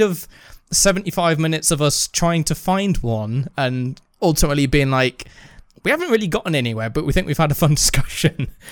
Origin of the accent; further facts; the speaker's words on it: United Kingdom; being British